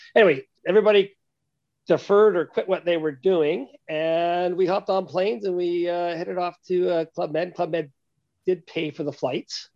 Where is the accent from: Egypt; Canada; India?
Canada; as a Canadian